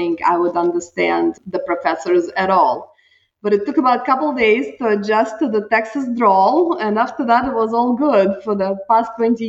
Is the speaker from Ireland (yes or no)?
no; Russia; moved away as an adult; also born or lived in Utah, United States; now in Houston, United States; I am originally from Russia, and I came here in 97, went to law school